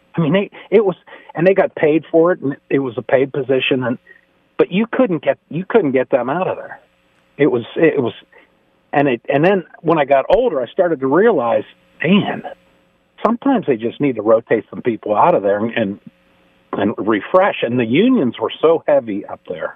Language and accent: English; Pennsylvania outside of Pittsburgh, United States; moved away; I grew up in Pennsylvania outside of Pittsburgh